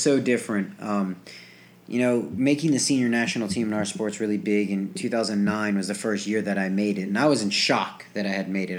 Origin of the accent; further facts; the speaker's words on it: New Jersey, United States; moved away as an adult; I grew up in New Jersey